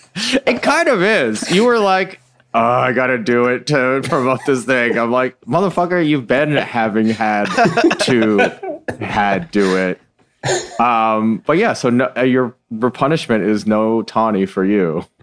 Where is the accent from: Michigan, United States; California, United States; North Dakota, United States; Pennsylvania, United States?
Michigan, United States; I was born in Michigan